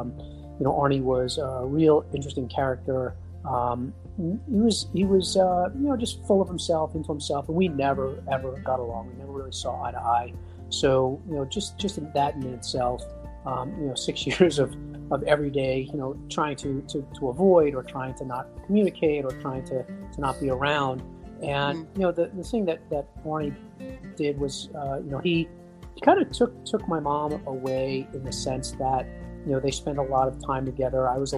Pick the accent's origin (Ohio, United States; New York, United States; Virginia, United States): New York, United States; New York City; where I grew up in Queens, you went to junior high school from 7th, 8th, and 9th grade.